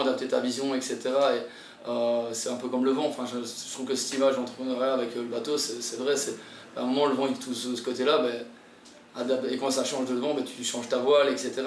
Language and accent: French; Belgium; moved away as an adult; also born or lived in Tahiti, French Polynesia; now in French Polynesia; je viens de la Belgique, je viens d'un endroit, il n'y a, a pas de mer